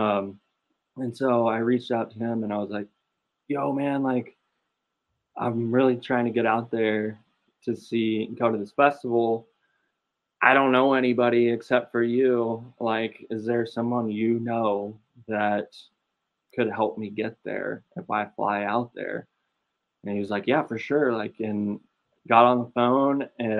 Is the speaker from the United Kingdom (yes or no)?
no; Austin, Texas, United States; now in Pauls Valley, United States; I'm from Austin too